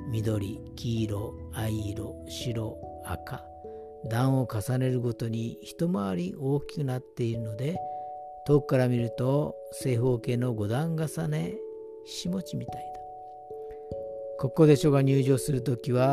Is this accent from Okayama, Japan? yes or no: no; Nagasaki, Japan; moved away as an adult; 私は長崎市で生まれ24歳まで過ごしそれから帰ることもなく現在に至っています